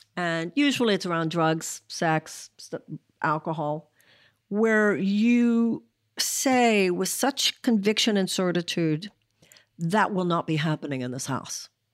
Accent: United States

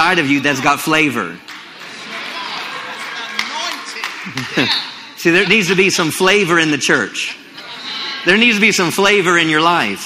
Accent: Maryland, United States; moved away as an adult; now in Texas, United States; I grew up in Maryland

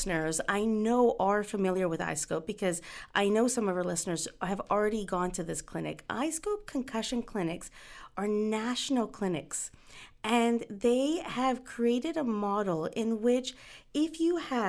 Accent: Punjab, India; Being Indian and Punjabi myself, I shouldn't butcher the last name.

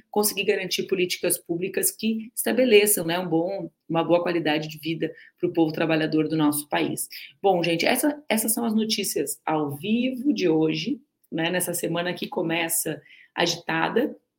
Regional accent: Rio Grande do Sul, Brazil; eu sou gaúcha, né, gente? Falo lá do sul do Brasil, do último estado

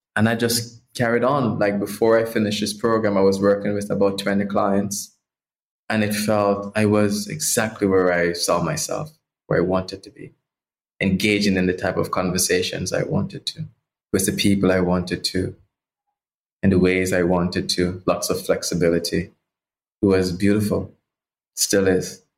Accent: Portland, Jamaica; I grew up in Jamaica in the islands and rural Jamaica, a parish called Portland

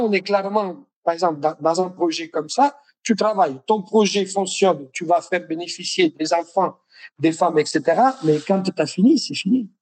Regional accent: Naples, Campania, Italy; French is a second language; moved away as an adult; je suis de Naples

